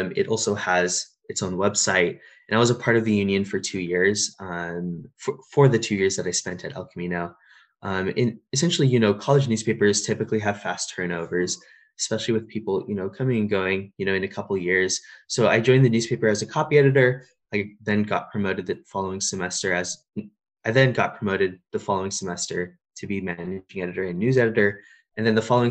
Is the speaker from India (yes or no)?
yes; India; now in California, United States; I'm an Indian Muslim immigrant